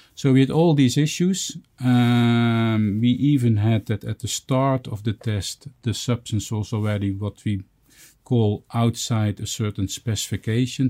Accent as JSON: {"language": "English", "country": "Netherlands", "said": "in my home country in the Netherlands where I live."}